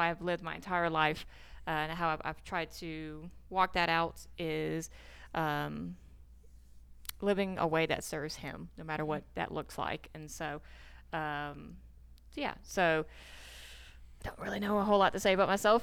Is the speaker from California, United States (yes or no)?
no; Fayetteville, Georgia, United States; I grew up in Fayetteville, Georgia, born and raised